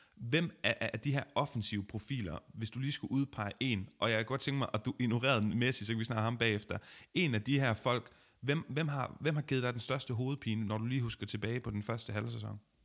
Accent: Denmark; som dansker

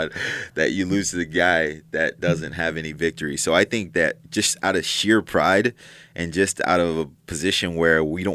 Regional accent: 17 miles from Philadelphia, New Jersey, United States; moved away; I'm originally from New Jersey. And so I grew up 17 miles from Philadelphia. So somewhere in the Philly, South Jersey

